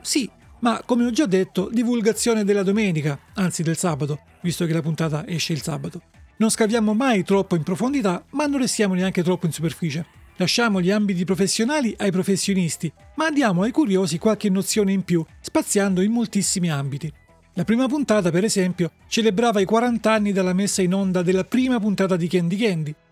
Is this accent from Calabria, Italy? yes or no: no; Salento, Apulia, Italy; Dalle mie parti, nel Salento, i giovani dicono, o forse dicevano, roba di coma